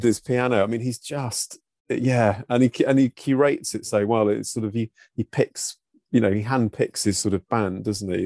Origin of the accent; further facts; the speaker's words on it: Brighton, South East England, United Kingdom; moved away; that was my hometown where I grew up